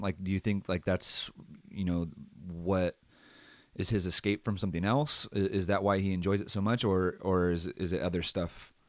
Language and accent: English; Santa Maria, California, United States; I come from Santa Maria, which is nothing to write home about.